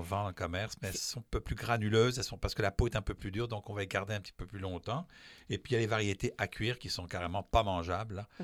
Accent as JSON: {"language": "French", "country": "France", "moved": "yes", "said": "je suis français"}